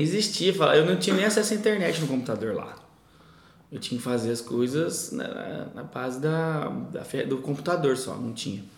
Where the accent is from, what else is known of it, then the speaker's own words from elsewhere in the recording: Novo Horizonte, São Paulo, Brazil; also born or lived in São José do Rio Preto; vou para Novo Horizonte para economizar, voltei a morar com minha mãe